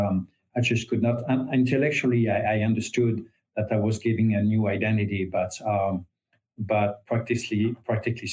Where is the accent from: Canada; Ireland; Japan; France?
France; English is a second language; moved away as an adult; now in United States; I was raised Catholic, as 99% of the French people